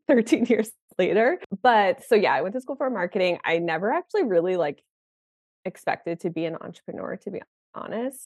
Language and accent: English; Connecticut, United States; also born or lived in New York City; I moved back to my hometown in Connecticut